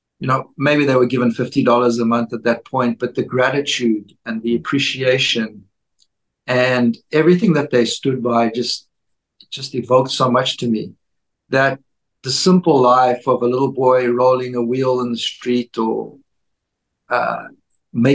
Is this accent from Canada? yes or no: no; South Africa; moved away; growing up in Africa, where dowry of cows was the same for when you got married in South Africa